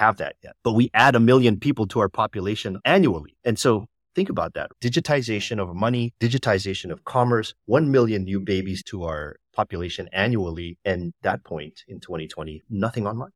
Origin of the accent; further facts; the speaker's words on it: Canada; moved away as an adult; also born or lived in United States; now in Philippines; Even though ethnically I'm Filipino and my parents are Filipino, I actually grew up in Canada